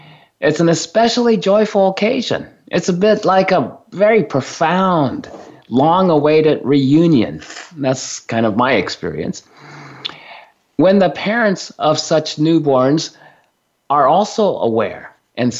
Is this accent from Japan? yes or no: yes; Japan; now in United States; since I was born and raised in Japan